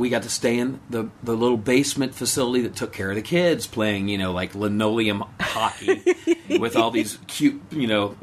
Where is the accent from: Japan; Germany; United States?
United States; Texas; I'm from Texas